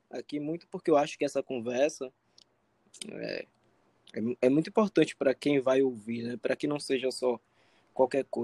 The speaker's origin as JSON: {"language": "Portuguese", "town": "Salvador", "region": "Bahia", "country": "Brazil", "moved": "yes", "said": "Eu sou de Salvador"}